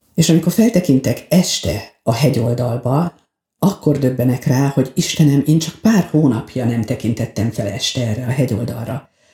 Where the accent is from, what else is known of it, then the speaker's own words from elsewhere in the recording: Veszprém, Veszprém County, Hungary; moved away as an adult; now in Balatonalmádi, Hungary; eljönnöm Veszprémből, a szülőházamból